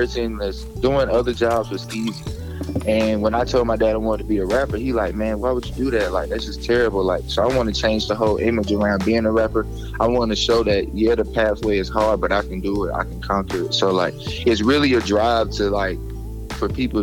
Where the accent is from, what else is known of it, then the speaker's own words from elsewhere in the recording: College Park, Georgia, United States; also born or lived in Gwinnett County, Georgia; I was raised in Fulton County, College Park.